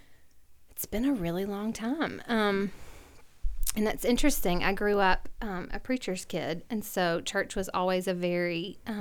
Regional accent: Alabama, United States; moved away as an adult; also born or lived in Tuscaloosa; now in Knoxville, United States; I'm from Alabama. I was born and raised

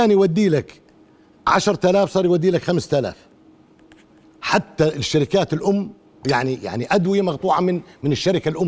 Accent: Egypt; كم صيدلي بيعمل هيك كمصريين ما ما في صيادله بيعملوا هيك

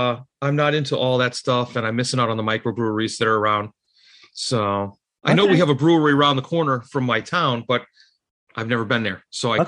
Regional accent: Oregon, United States; now in Massachusetts, United States; I come from Oregon. I used to live in Oregon.

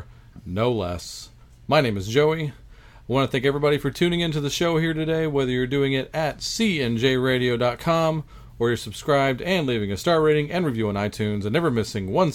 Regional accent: Texas, United States; We are from Texas

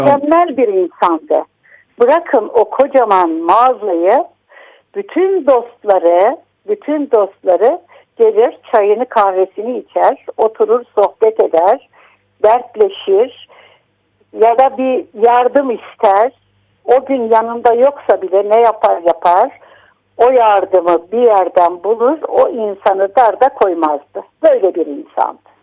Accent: Malatya, Turkey; now in Istanbul, Turkey; yaşamamın büyük bir bölümünü İstanbul'da yaşamama rağmen nerelisiniz dedikleri vakit gururla Malatyalıyım diyorum

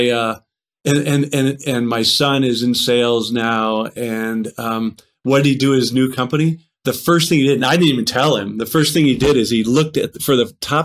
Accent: Tucson, Arizona, United States; moved away as an adult; I moved away from Tucson

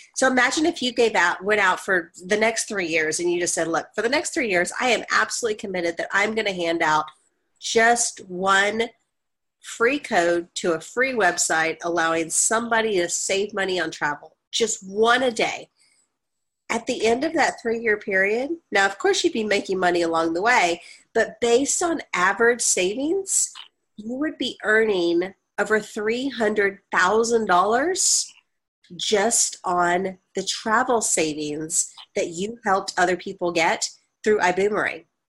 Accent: Dallas, Texas, United States; my hometown of dallas i grew up in north dallas so i know it well

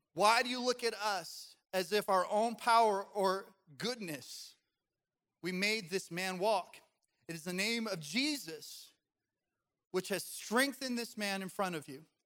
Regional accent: Colorado, United States; Growing up in Colorado, I used to ski a lot

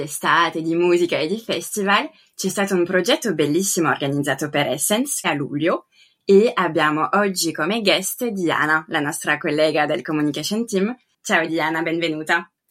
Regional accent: France; now in Italy; i miei nonni paterni hanno lasciato la Basilicata ormai 60 anni fa per vivere in Francia, quindi ci tenevo a salutare la mia terra di origine. E poi anch'io, come te, sono andata a casa in Francia

